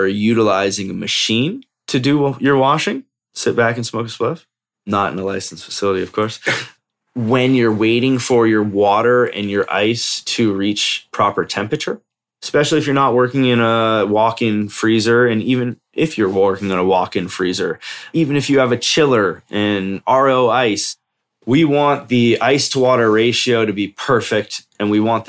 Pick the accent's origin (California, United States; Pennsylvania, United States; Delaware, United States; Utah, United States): California, United States; now in Colorado, United States; And I moved to Colorado from Cali originally because I wanted protection, you know?